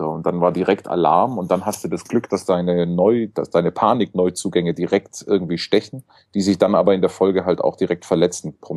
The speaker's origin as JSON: {"language": "German", "town": "Stuttgart", "region": "Baden-Württemberg", "country": "Germany", "said": "kann ich als Stuttgart als Stuttgarter, ich komme ja daher"}